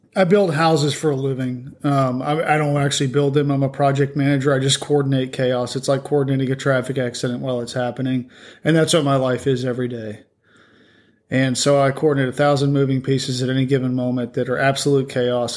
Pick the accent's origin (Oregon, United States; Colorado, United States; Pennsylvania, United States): Colorado, United States; I grew up out west in Colorado